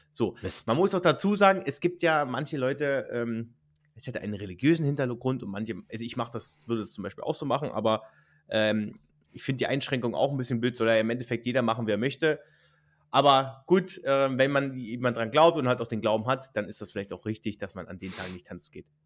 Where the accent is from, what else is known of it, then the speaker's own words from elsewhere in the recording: Brandenburg, Germany; Richard, wir kommen ja beide aus Brandenburg.